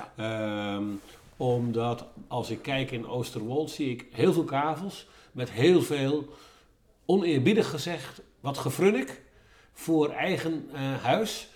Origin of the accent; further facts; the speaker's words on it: Groningen, Netherlands; now in Lelystad, Netherlands; ik kom zelf uit een dorp, ik ben in Groningen geboren.